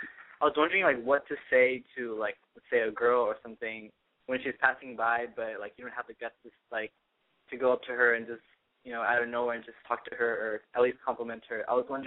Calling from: San Jose, California, United States; I'm 19. I'm calling from San Jose.

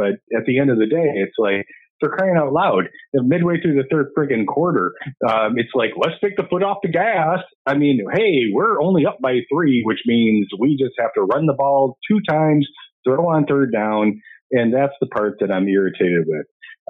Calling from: Grand Rapids, Michigan, United States; I'm from Grand Rapids

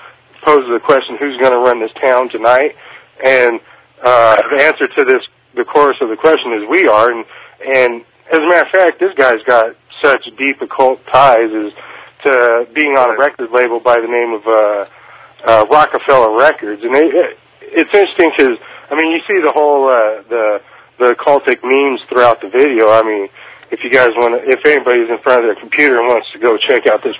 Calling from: Kansas, United States; But calling in because … I'm calling from Kansas, interestingly enough.

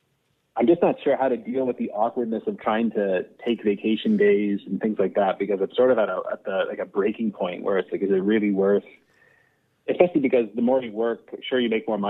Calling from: Toronto, Ontario, Canada; I'm calling from Toronto.

